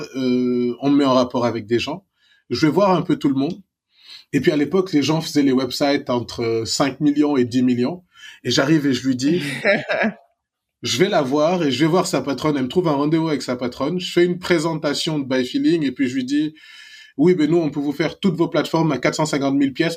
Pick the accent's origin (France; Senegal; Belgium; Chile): Senegal; Dakar; moved away as an adult; Je suis né à la clinique Pasteur. J'ai grandi immeuble Alpha à 500 mètres de la clinique Pasteur